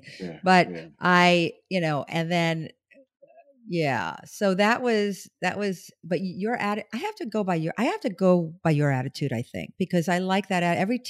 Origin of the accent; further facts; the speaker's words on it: New York, United States; now in Los Angeles, United States; I'm from New York. I'm from Brooklyn.